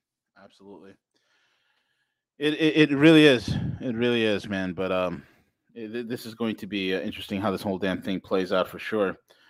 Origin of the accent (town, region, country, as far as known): New York City, New York, United States